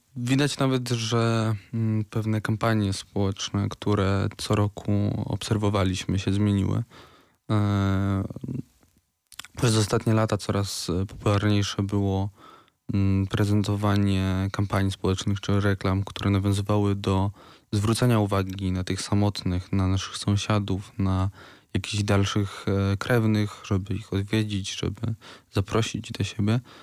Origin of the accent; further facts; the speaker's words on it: Wrocław, Lower Silesian Voivodeship, Poland; u nas we Wrocławiu